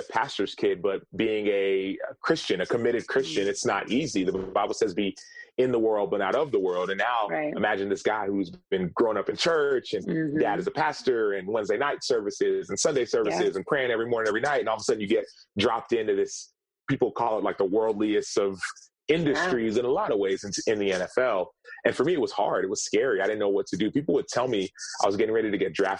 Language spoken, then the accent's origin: English; Dallas, Texas, United States; I'm from Dallas